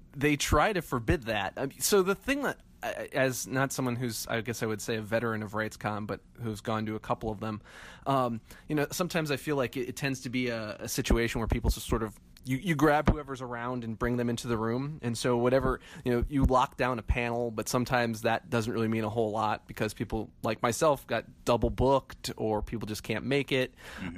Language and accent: English; Midwest, United States; moved away; I'm originally from the Midwest